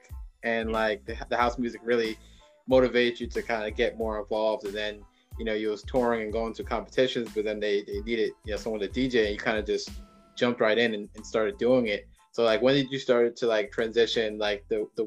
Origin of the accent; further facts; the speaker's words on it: New Jersey, United States; we're both from New Jersey